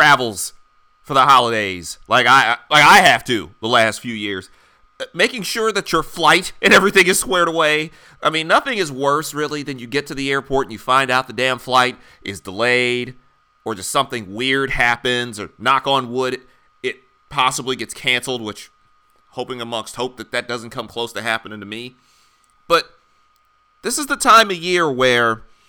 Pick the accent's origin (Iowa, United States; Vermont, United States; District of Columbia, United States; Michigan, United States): Michigan, United States; Detroit; now in Philadelphia, United States; growing up in the Midwest